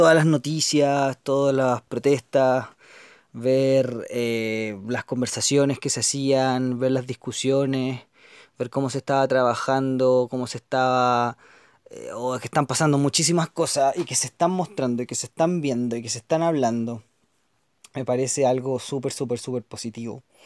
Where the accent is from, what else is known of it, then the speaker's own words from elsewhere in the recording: Chile; los chilenos, las chilenas que vamos a estar viviendo en el país